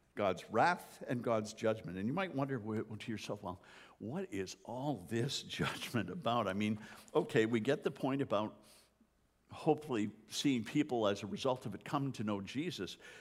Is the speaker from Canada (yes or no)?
yes; Canada; moved away; as a Canadian